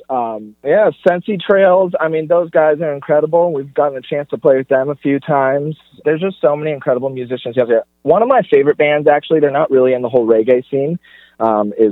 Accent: Sacramento, California, United States; born there; I was born in Sacramento. We have family in Sacramento.

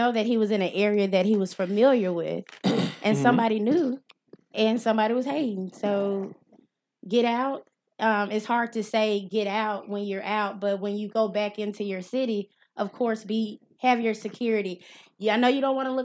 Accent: Mississippi, United States; I'm from Mississippi

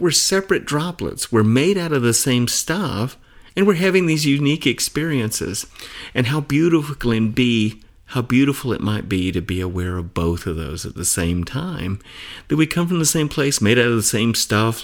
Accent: Atlanta, Georgia, United States; moved away as an adult; also born or lived in Phoenix / Tucson; now in Arizona, United States; I grew up in Atlanta. I've lived in, in Phoenix and Tucson for most of my adult life

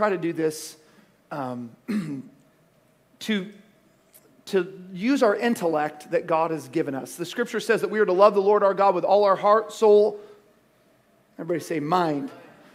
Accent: Cottonwood, United States; we grew up in Cottonwood

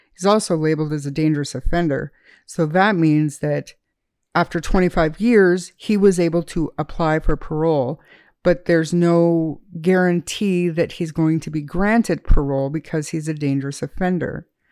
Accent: Canada

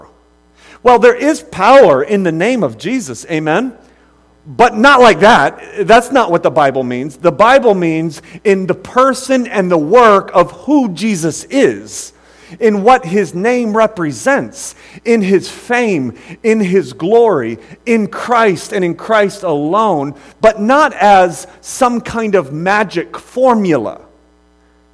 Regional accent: Akron, Ohio, United States; moved away; I'm from originally from Akron, Ohio

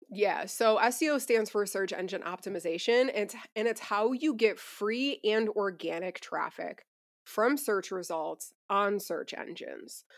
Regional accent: Buffalo, New York, United States; now in Asheville, United States; We're originally from Buffalo

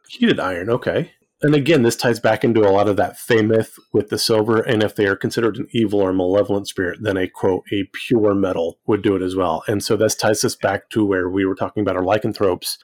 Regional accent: Fresno, California, United States; I grew up actually in Central California

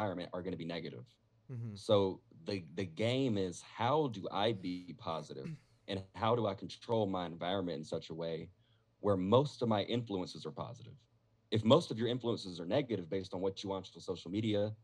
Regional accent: Statesboro, Georgia, United States; moved away as an adult; now in Las Vegas, United States; I'm from a small town of Georgia, by the way. I'm from Statesboro, Georgia

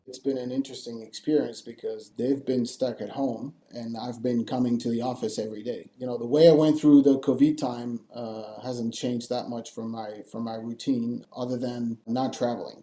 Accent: Paris, Île-de-France, France; moved away as an adult; also born or lived in Angoulême, France / California, United States / Boston, United States / Sydney, Australia; when I was one year old, my parents moved up to Paris. So I was raised in Paris and I studied in Paris before moving to the US

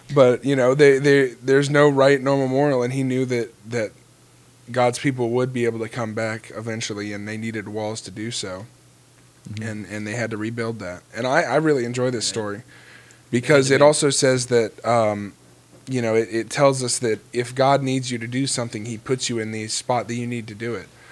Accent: Florida, United States; I grew up in Florida

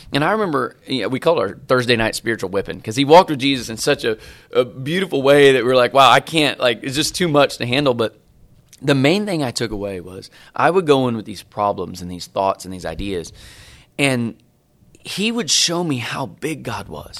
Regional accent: Bolivar, Missouri, United States; moved away as an adult; also born or lived in North Carolina; now in Dallas, United States; I grew up in Bolivar, Missouri.

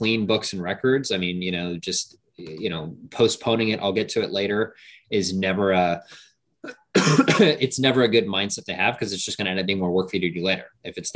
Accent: Hawaii, United States; moved away as an adult; now in Puerto Rico; I grew up in Hawaii. My dad was military, so I was born there. We moved, and then we ended up, you know, moving back. So I spent the majority of my years out there in Hawaii.

